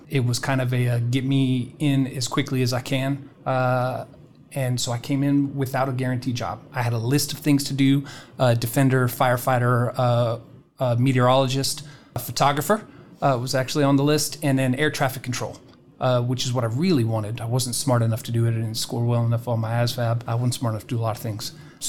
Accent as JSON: {"language": "English", "country": "United Kingdom", "tie": "born or raised there", "said": "So I grew up in the United Kingdom. I'm a military brat."}